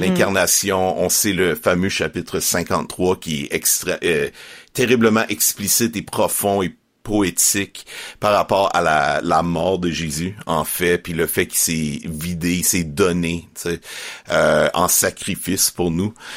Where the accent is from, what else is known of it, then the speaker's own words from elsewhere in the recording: Estrie, Quebec, Canada; moved away as an adult; now in Montreal, Canada; j'ai grandi en Estrie